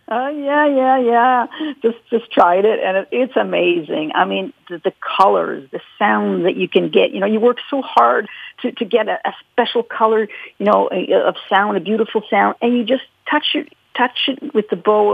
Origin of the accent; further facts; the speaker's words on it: Montreal, Quebec, Canada; I was born here in Quebec, in, uh, in Montreal